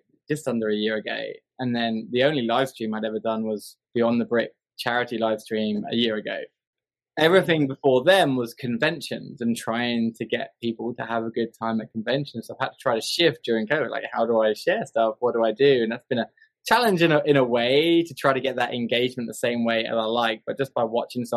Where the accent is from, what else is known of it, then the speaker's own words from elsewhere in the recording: England, United Kingdom; now in Montgomery, United States; I live in Alabama. I'm from England